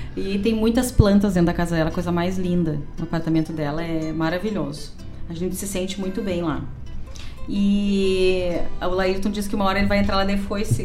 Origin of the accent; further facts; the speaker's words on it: Gaúcho, Rio Grande do Sul, Brazil; somos bem gaúcho